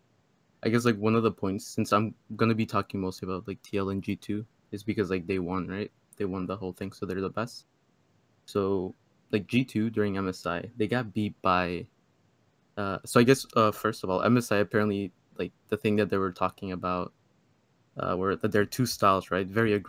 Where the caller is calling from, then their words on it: Bethesda, Maryland, United States; From Maryland.